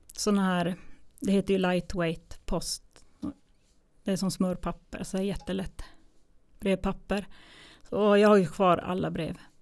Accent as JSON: {"language": "Swedish", "town": "Kiruna", "region": "Norrbotten County", "country": "Sweden", "tie": "born or raised there", "also_born_or_lived": "Gällivare / Tunisia / Umeå / Småland", "moved": "as an adult"}